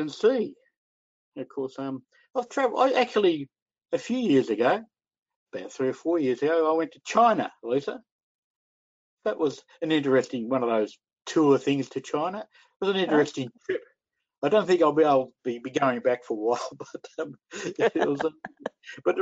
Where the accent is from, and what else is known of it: Australia